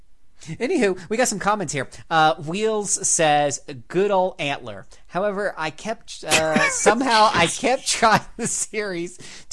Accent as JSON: {"language": "English", "region": "the South", "country": "United States", "accent": "Southern", "said": "Ooh, I love reading French, especially with my southern accent."}